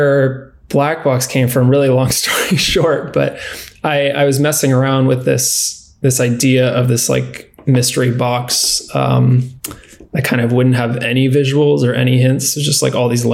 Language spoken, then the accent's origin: English; San Diego, California, United States; also born or lived in San Luis Obispo; I was born and raised in San Diego in California